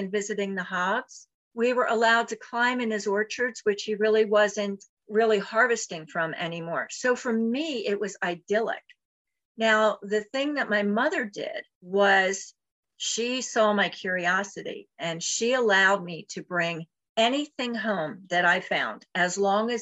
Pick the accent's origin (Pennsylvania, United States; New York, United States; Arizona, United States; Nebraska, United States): Pennsylvania, United States; Philadelphia; I was born in Philadelphia, in the Mayfair section of Philadelphia